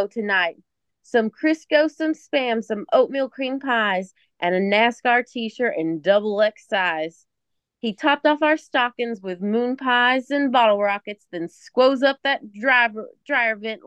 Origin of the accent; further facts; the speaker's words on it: Tennessee, United States; I'm from Tennessee